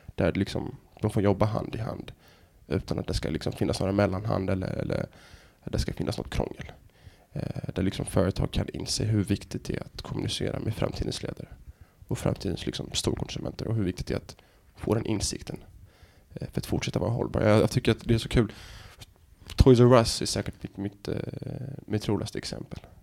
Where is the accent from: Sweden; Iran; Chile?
Sweden; Helsingborg, Skåne; moved away; also born or lived in United States / Norway / Dubai; Jag är liksom född och uppvuxen i Helsingborg